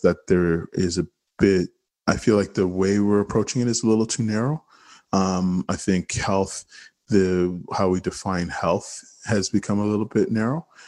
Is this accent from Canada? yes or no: yes; Toronto, Ontario, Canada; I grew up in Regent Park